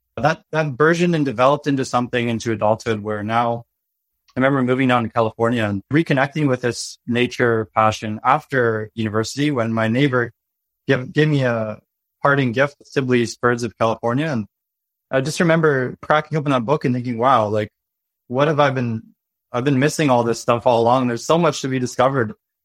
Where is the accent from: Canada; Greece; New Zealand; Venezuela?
Canada; British Columbia; I grew up in British Columbia on a farm, about 200 acres in the Harmattan Valley. This valley surrounded by mountains and full of nature.